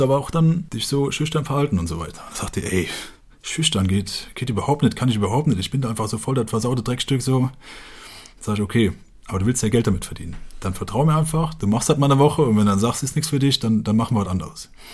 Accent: Westerwald, Germany; ich komme halt aus dem Dorf im Westerwald und in dem Dorf leben so 600 bis 800 Leute

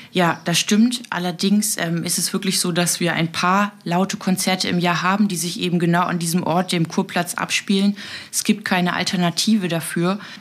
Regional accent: Berlin, Germany; now in Juist, Germany; ich komme aus Berlin-Neukölln

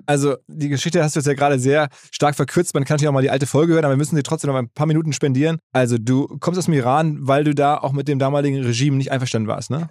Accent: Essen, North Rhine-Westphalia, Germany; ich bin da in Essen geboren

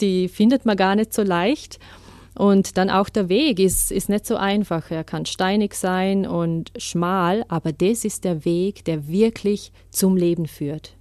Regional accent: Vorarlberg, Austria; moved away as an adult; Ich bin in Vorarlberg aufgewachsen, bin eigentlich Schweizerin und Französin, aber habe mein ganzes Leben in Österreich verbracht

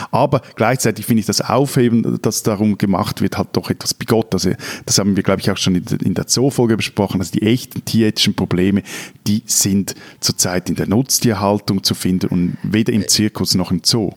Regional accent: Switzerland; Bei uns in der Schweiz

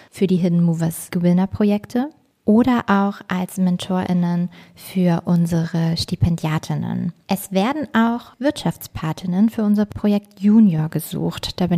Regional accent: Harz, Germany; raised im schönen Lager, dem Herz im Harz.

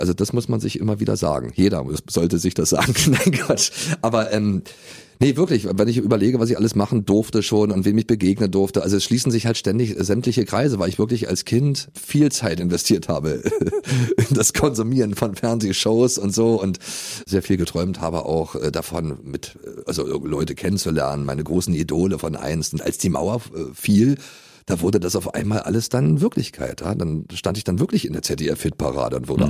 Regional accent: Berlin, Germany

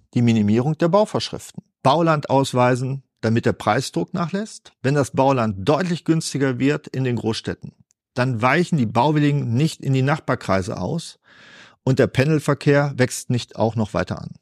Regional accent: Germany; Wir können als Deutsche

